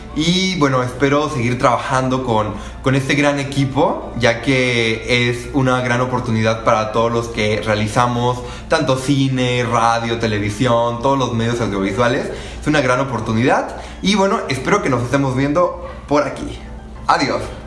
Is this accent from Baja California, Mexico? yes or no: no; Miacatlán, Morelos, Mexico; moved away as an adult; now in Mexico City, Mexico; soy originario de Miacatlán, Morelos y actualmente estudio en Ciudad de México